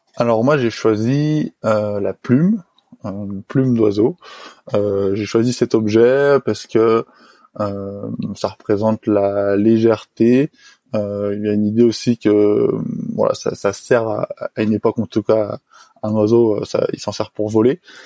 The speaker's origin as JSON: {"language": "French", "town": "Le Reposoir", "region": "Auvergne-Rhône-Alpes", "country": "France", "tie": "born or raised there", "said": "j'ai grandi euh, dans un petit village de montagne qui s'appelle le Reposoir"}